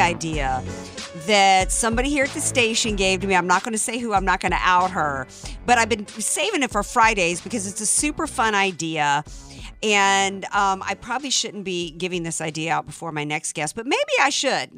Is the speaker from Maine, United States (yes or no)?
no; New Orleans, Louisiana, United States; I grew up in the Deep South.